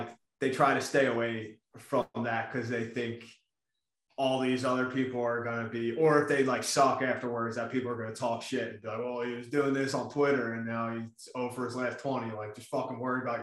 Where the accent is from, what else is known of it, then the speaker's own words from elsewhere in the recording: Philadelphia, Pennsylvania, United States; I'm from Philly. So naturally, I grew up not liking New York sports teams